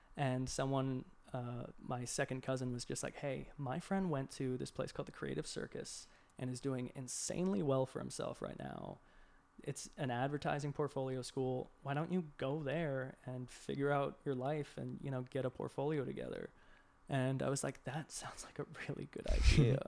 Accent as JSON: {"language": "English", "town": "Boston", "region": "Massachusetts", "country": "United States", "tie": "born or raised there", "also_born_or_lived": "Savannah, Georgia", "moved": "as an adult", "lives_now": "Atlanta, United States", "said": "I grew up in Boston originally, and, uh, I slowly moved my way down south"}